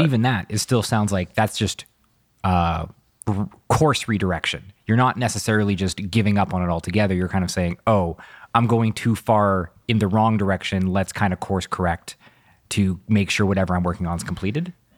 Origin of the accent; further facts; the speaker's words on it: Vancouver, British Columbia, Canada; growing up in Vancouver